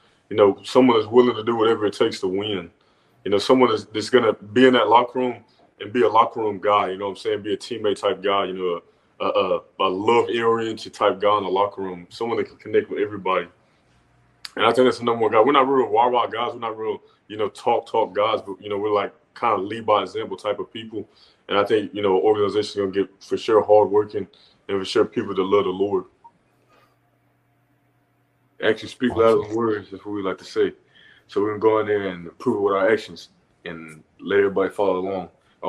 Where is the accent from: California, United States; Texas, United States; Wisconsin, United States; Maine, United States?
Texas, United States; Dallas; now in Los Angeles, United States; being in Denton, like, we're from Dallas kids, and that was only, like, 45 minutes away, like, moving all the way out to LA.